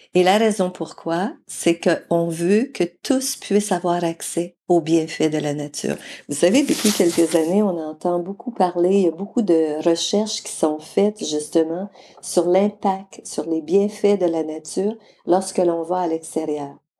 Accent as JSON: {"language": "French", "area": "Mauricie", "region": "Quebec", "country": "Canada", "also_born_or_lived": "British Columbia / Alberta", "moved": "as an adult", "said": "je viens de la région de la Mauricie, au Québec"}